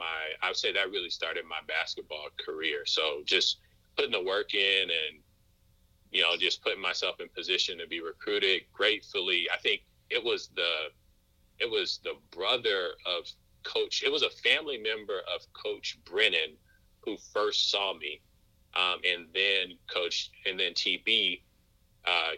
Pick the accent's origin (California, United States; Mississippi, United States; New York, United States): Mississippi, United States; Moss Point; moved away as an adult; also born or lived in Vermont; I grew up in Moss Point, Mississippi